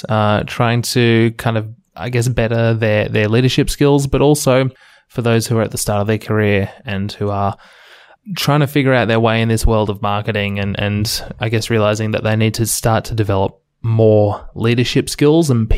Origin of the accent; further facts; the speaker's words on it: Melbourne, Victoria, Australia; my hometown, Melbourne, Australia.